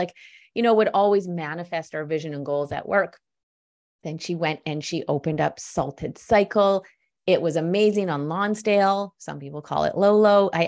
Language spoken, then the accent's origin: English; Vancouver, British Columbia, Canada; also born or lived in Ottawa; So over 10 years ago, I moved home to Vancouver from Ottawa.